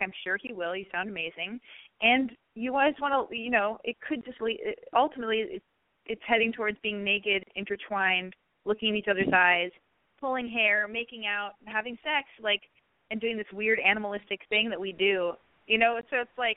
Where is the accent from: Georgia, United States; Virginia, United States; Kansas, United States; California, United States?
California, United States; Los Angeles; I was born and raised in Hollywood, in Los Angeles